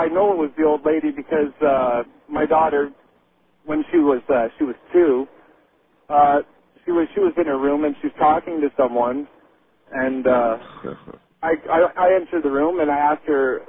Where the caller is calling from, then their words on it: Kingston, Ontario, Canada; I'm calling you from Kingston, Ontario, Canada.